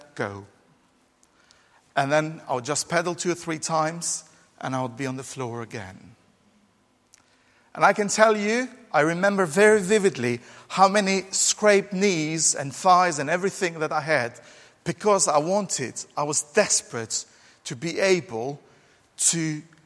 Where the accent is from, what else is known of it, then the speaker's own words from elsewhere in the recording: Albania; now in England, United Kingdom; growing up in Albania, we didn't have, oh, poor Albanians, we didn't have children's bikes